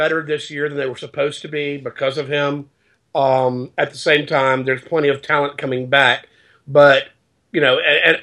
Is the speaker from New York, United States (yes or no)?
no; Mobile, Alabama, United States; I grew up in Mobile